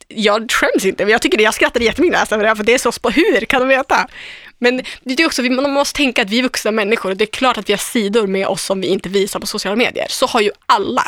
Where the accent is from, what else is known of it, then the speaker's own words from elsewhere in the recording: Umeå, Västerbotten County, Sweden; moved away; Östra Ersboda, där jag kommer ifrån.